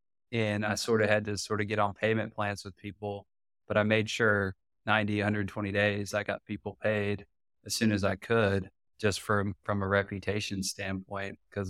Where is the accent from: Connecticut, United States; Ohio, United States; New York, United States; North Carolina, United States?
North Carolina, United States; Raleigh; I'm from Raleigh, really care about Raleigh.